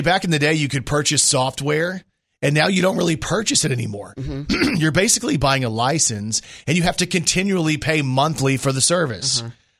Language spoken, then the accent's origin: English; Plano, Texas, United States; I was raised in Plano, Texas